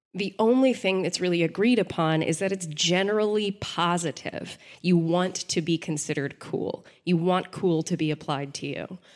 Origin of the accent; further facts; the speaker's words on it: Texas, United States; I'm from Texas